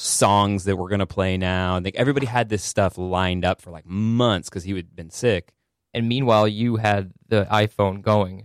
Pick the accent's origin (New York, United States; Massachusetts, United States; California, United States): Massachusetts, United States; the Berkshires; Rural. Uh, I'm from the Berkshires in Massachusetts